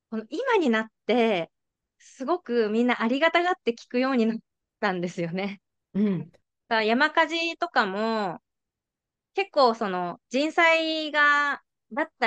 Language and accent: Japanese; Tokyo, Japan; moved away as an adult; now in Crescent City, United States; 私はその今、あ、生まれも育ちも東京なので